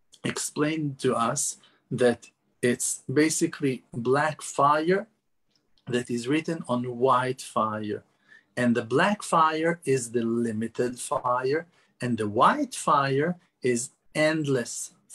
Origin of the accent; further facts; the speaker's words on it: Jerusalem, Jerusalem District, Israel; I was born in Yerushalayim, in Jerusalem, and lived in Eretz Israel all my life